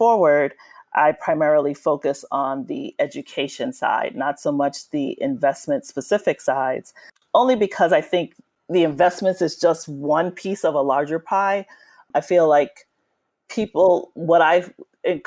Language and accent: English; New York City, New York, United States; born or raised there